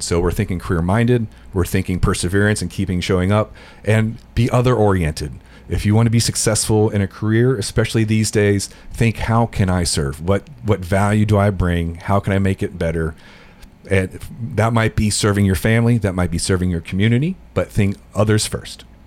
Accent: Cincinnati, Ohio, United States; moved away as an adult; now in Middle Tennessee, United States; I was born in the Cincinnati area, lived there till I was about 20 years old

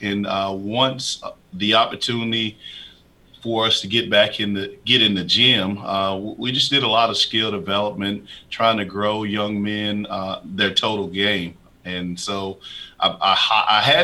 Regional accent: Huntsville, Alabama, United States; moved away as an adult; now in Middle Tennessee, United States; my hometown in Huntsville, Alabama

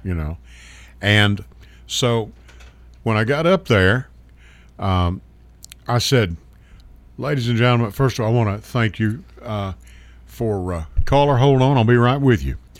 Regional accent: Hopkins County / Muhlenberg County, Kentucky, United States; now in Murfreesboro, United States; We were from Hopkins County, Mule, Muhlenberg in Hopkins County.

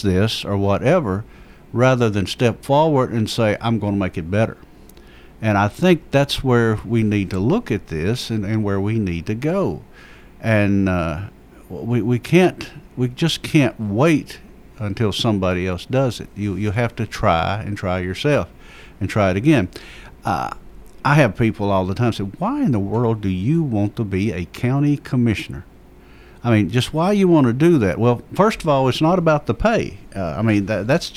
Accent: Rockville, United States; I come from the Rockville area where we had the Ruitons

